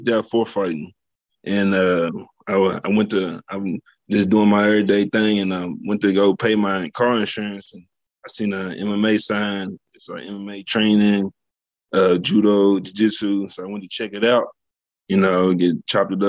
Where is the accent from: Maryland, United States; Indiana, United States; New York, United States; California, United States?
Indiana, United States; Jeffersonville; also born or lived in Louisville, Kentucky; I grew up in Southern Indiana, born in Louisville. Right across the Ohio River. It's a small city called Jeffersonville. That's where I grew up